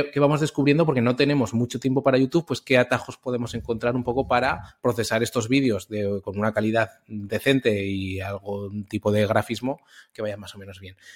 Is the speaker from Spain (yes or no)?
yes; Zaragoza, Aragon, Spain; now in Valencia, Spain; soy de Zaragoza como Guillermo, aunque vivo en Valencia